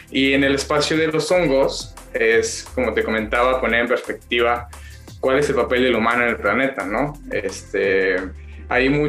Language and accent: Spanish; Mexico; la mayoría somos mexicanos, ¿no?